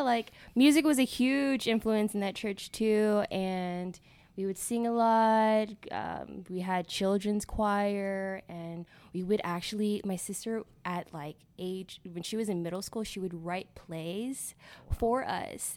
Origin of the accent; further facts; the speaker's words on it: McAllen, Texas, United States; I was born here in McAllen, born and raised